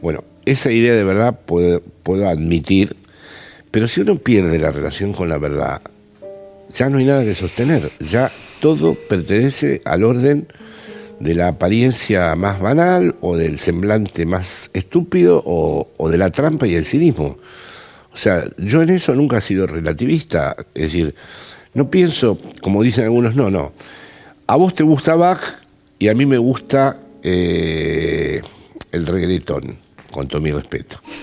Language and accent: Spanish; Buenos Aires, Argentina; now in Spain; soy un intelectual porteño que vive en, España